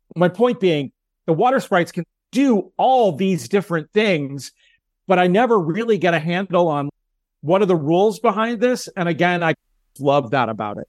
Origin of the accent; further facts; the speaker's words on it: United States; as an American